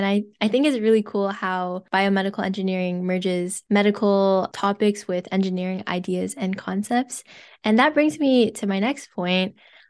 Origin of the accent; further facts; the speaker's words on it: Ontario, Canada; I'm from Ontario, so I've never been to BC actually